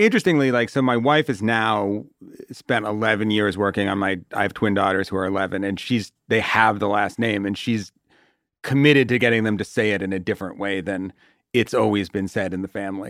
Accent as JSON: {"language": "English", "town": "Watertown", "region": "Massachusetts", "country": "United States", "said": "I'm from Watertown, which is like a sort of nothing, um, suburb"}